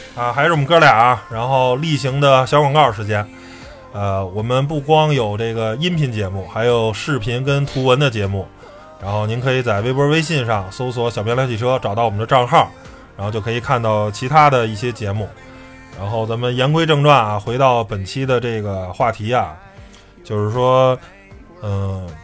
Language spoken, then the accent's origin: Chinese; Beijing, China; 我是一个在和平里长大的